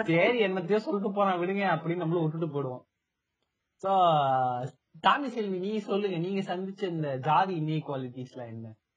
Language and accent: Tamil; Namakkal, Tamil Nadu, India; நான் வந்து படிச்சது நாமக்கல்ல வந்து படிச்சேன்